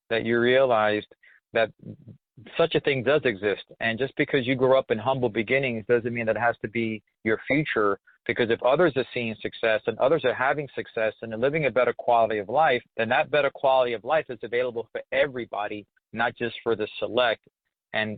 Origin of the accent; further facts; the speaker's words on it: New York, United States; I grew up in Spanish Harlem, Lisa, in New York